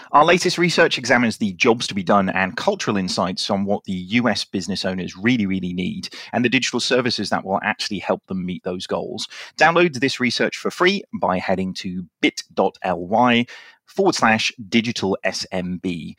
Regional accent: United Kingdom; Look at us being all British talking about the weather.

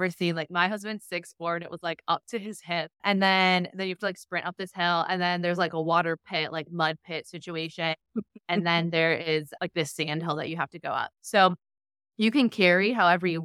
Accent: Cleveland, Ohio, United States; now in Cincinnati, United States; I'm from Cleveland

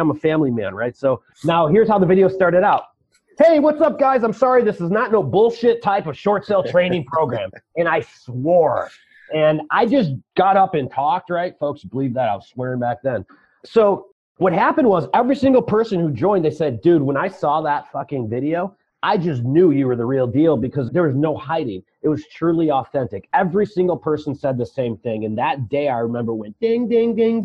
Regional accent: Chicago, Illinois, United States; I'm from Chicago

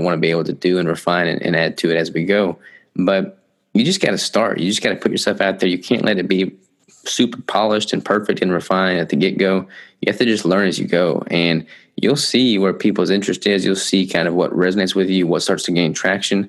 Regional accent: Arkansas, United States; I'm from Arkansas.

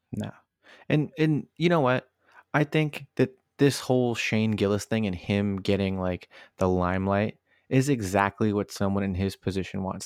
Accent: Northern Virginia, United States; where I grew up in in Northern Virginia, right? I, I grew up in an area with a lot of uh, minorities

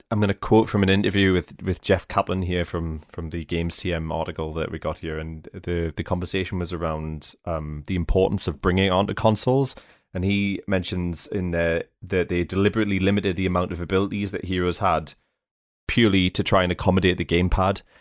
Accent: England, United Kingdom; I'm from England too

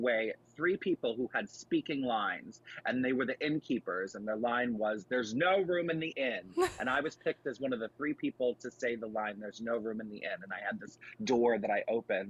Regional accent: Wilmington, Delaware, United States; I grew up in Wilmington, Delaware, and I went to St. Elizabeth grade school and high school

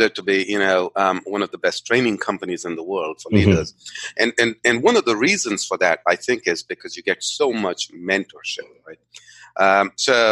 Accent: India; I grew up in India. I'm a native of India.

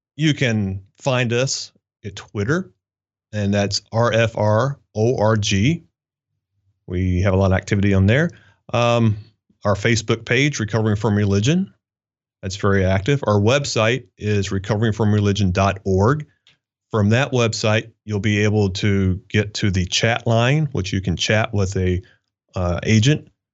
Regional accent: Kentucky, United States; moved away as an adult; I was raised in Kentucky, okay? Small town

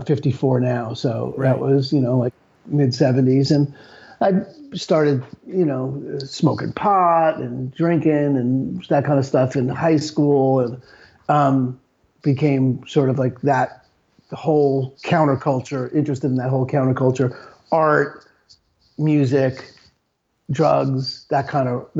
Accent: New York, United States; growing up in New York

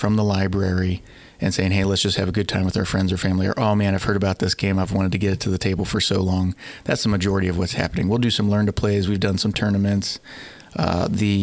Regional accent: Wooster, Ohio, United States; moved away as an adult; also born or lived in Dayton, Ohio / Oxford, Ohio / Lexington, Kentucky; now in Cincinnati, United States; I'm from Worcester, Ohio

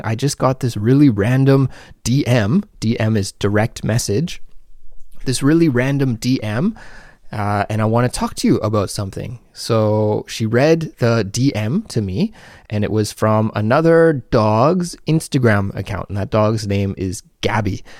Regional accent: Canada; now in South Korea; a Canadian living abroad in South Korea

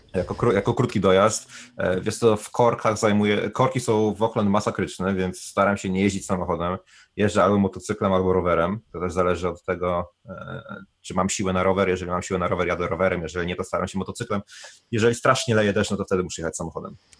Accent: Bieszczady, Subcarpathian Voivodeship, Poland; moved away as an adult; also born or lived in Kraków / Warsaw / London; now in New Zealand; pochodzę z Bieszczad

